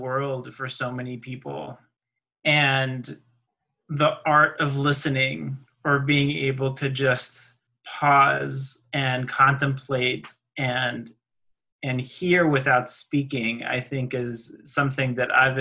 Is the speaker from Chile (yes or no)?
yes; Easter Island, Valparaíso, Chile; now in Minneapolis, United States; I was born on Rapa Nui, Easter Island